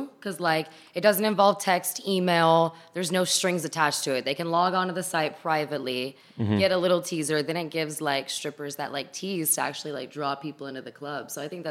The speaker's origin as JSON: {"language": "English", "town": "Dallas", "region": "Texas", "country": "United States", "said": "I'm from Dallas."}